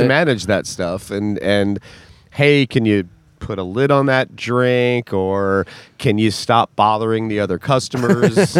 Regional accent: Wilmington, Delaware, United States; I grew up in Wilmington, Delaware. Yes, I put the duh in Delaware.

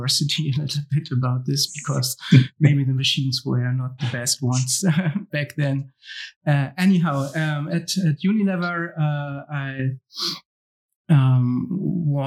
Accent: Hamburg, Germany; I was born and raised in Hamburg

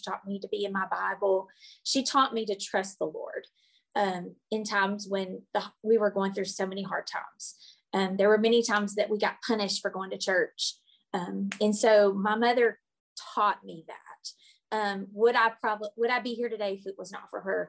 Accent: Blytheville, Arkansas, United States; now in Arkadelphia, United States; I was raised in Blauvel, Arkansas

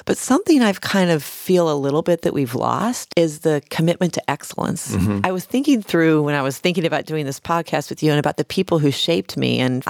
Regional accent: Kansas City, Missouri, United States; moved away as an adult; also born or lived in New York; Sure. I'm a Missouri native. I grew up in Kansas City, Missouri. First and foremost, I'm a big sister, so I'm the eldest of four. And I grew up in a very modest home.

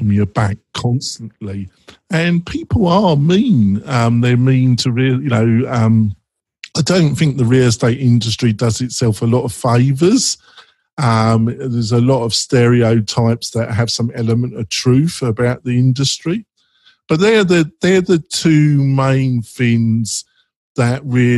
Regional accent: England, United Kingdom; moved away as an adult; now in United States; I was brought up in Britain, in England, and I still classify myself as very English.

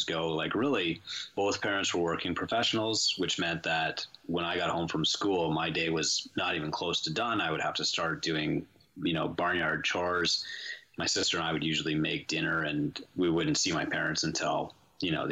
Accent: St. Joseph Island, Ontario, Canada; also born or lived in Sault Ste. Marie, Ontario; I was born Sault Ste. Marie, Ontario. We're in kind of northern Canada, and I spent my childhood on an island called St. Joseph Island

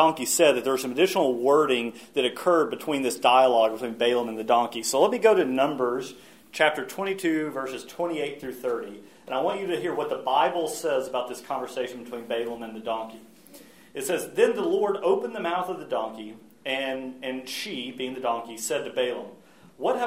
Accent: United States; especially as American and especially as men

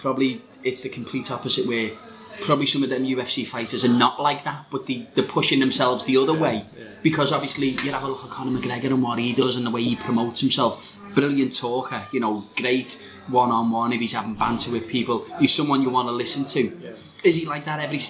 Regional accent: Liverpool, North West England, United Kingdom; I'm from Liverpool

